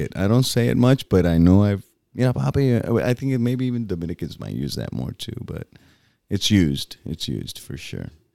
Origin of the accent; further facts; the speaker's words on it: Boquerón, Puerto Rico; moved away; my hometown